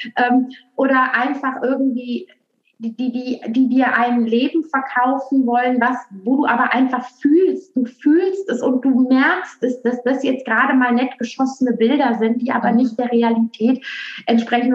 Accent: Aachen, North Rhine-Westphalia, Germany; accent: western; now in Berlin, Germany; ursprünglich komme ich aus Aachen und jetzt bin also, ich aber in Berlin

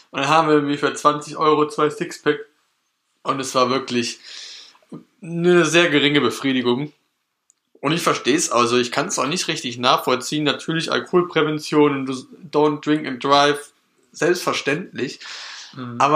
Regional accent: North Rhine-Westphalia, Germany; Holland ist so, wir kommen aus NRW, ne?

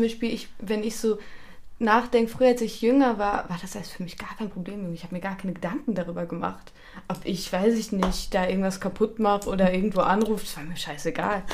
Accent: Germany; now in Austria; ich komme aus Deutschland und ich wohne in Österreich

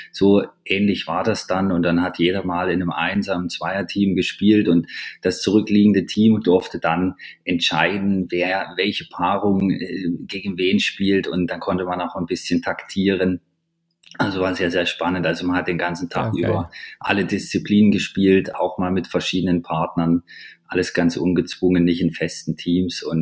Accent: Jena, Thuringia, Germany; da hat also in Jena, meiner Heimatstadt, gab es

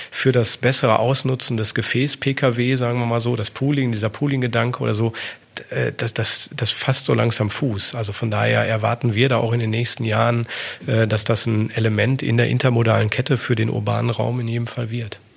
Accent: North Rhine-Westphalia, Germany; ich bin ein Kind des Ruhrgebiets

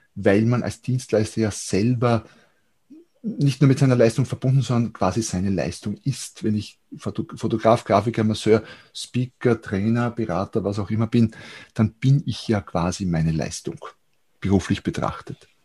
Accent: Austria; hier bei uns in Österreich

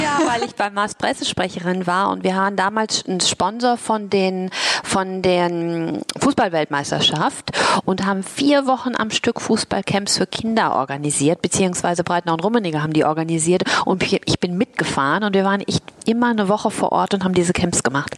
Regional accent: Germany; accent: German; moved away as an adult; also born or lived in Asia; ich habe natürlich auch einen deutschen Akzent, das hört man.

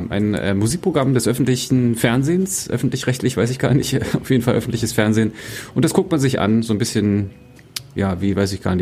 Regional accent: Germany; bin ja in Deutschland groß geworden, deswegen ich muss wirklich vorsichtig sein, was ich da sage.

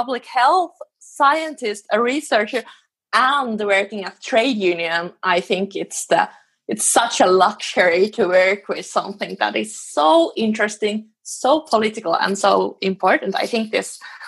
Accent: Finland; now in Sweden; I live in Sweden, but I come from Finland

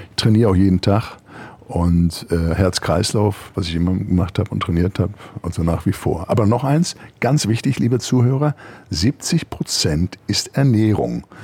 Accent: Germany; Und da war auch erstmal ich als Deutscher nicht immer der Bösewicht

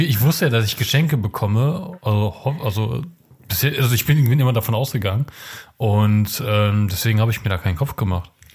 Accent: Germany; Ich bin ja auch in Deutschland geboren und nicht in Polen

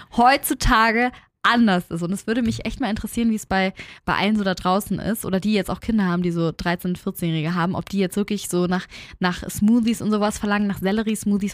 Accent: Hamburg, Germany; bei uns in Hamburg

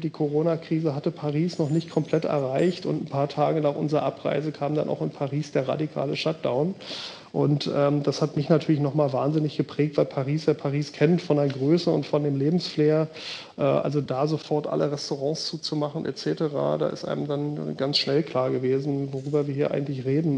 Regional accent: Berlin, Germany; moved away as an adult; also born or lived in Bergedorf, Hamburg; now in Hamburg, Germany; ich natürlich als gebürtiger Berliner

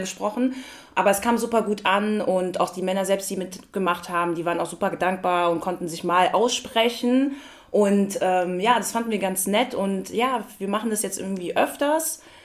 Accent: Frankfurt, Hesse, Germany; also born or lived in Hattersheim; ich bin in Frankfurt geboren mhm. und habe in Sindling-Hattersheim

